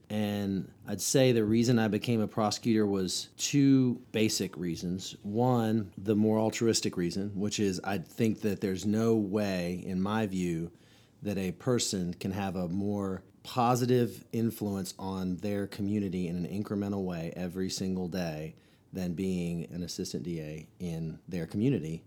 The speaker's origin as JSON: {"language": "English", "town": "Chapel Hill", "region": "North Carolina", "country": "United States", "tie": "born or raised there", "said": "I grew up here in Orange County, North Carolina, home to Chapel Hill"}